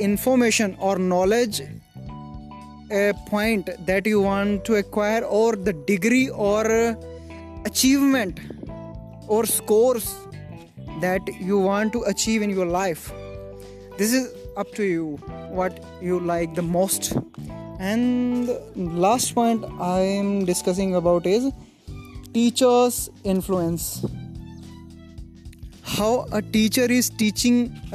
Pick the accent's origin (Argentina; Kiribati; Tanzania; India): India; English is a second language; In India, we people don't have environment, a suitable environment for learning English